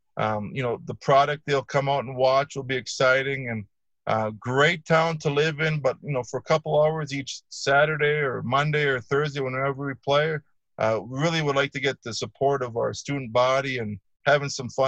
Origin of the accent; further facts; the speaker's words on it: Upper Peninsula, Michigan, United States; moved away as an adult; also born or lived in Mesa, Arizona; now in Flagstaff, United States; Originally growing up in Michigan, Flagstaff is mild from where I'm from. I'm from the Upper Peninsula.